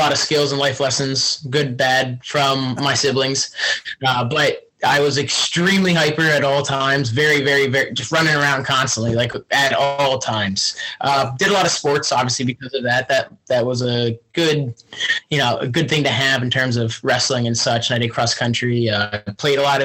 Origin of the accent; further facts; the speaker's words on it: Fleetwood, Berks County, Pennsylvania, United States; I'm actually from Berks County, technically. So I'm from outside Reading. It's a little town called Fleet, Pennsylvania.